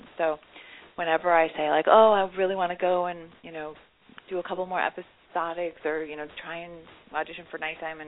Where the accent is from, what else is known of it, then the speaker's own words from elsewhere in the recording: Chicago, Illinois, United States; growing up in Chicago